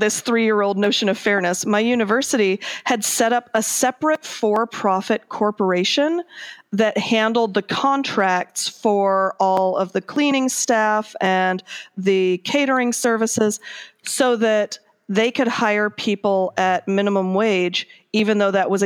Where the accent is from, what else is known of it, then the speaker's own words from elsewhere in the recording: Akron, Ohio, United States; I grew up mostly in Akron, Ohio, which is a union town